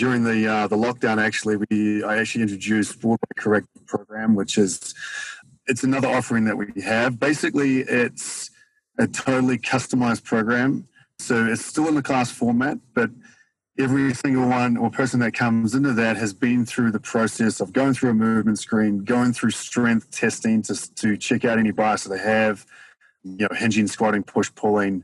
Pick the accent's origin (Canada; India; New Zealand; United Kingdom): New Zealand; now in Denver, United States; I am from New Zealand, even though I get called Australian pretty much every day of my life over here.